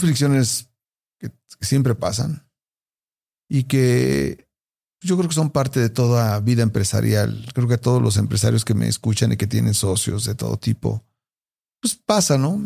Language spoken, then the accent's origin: Spanish; Puebla, Mexico; De Puebla